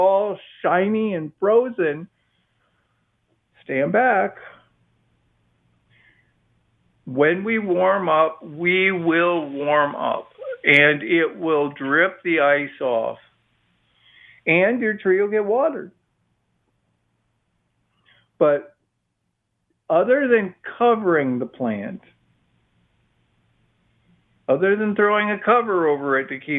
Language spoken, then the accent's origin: English; Midwest, United States; now in Austin, United States; I grew up in the Midwest